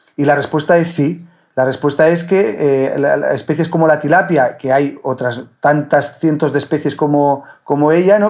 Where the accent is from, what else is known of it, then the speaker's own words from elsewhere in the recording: Villarreal, Valencian Community, Spain; moved away as an adult; now in Murcia, Spain; cuando vivía con mis padres, pues vivíamos en el campo. Vivíamos en el campo, en, en Villarreal